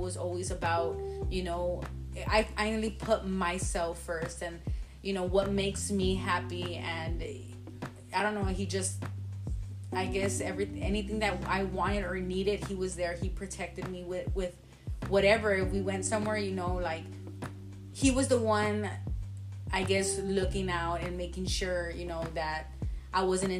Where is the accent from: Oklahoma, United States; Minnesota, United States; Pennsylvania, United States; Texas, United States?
Texas, United States; Laredo; now in San Antonio, United States; I am from Laredo, just like Josina.